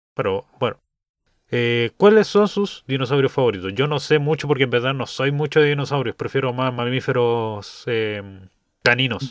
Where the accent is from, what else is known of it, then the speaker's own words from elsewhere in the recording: Chile; para nosotros que somos chilenos